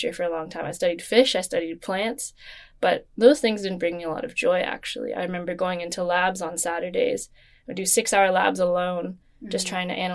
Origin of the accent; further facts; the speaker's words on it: Toronto, Ontario, Canada; I was born in Toronto, Ontario